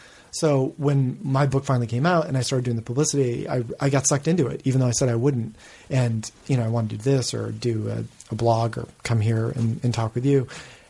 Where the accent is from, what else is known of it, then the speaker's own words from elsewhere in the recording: New England, United States; maybe it's from growing up in New England where that strange, that kind of, that culture of, aggressive and like self-punishing modesty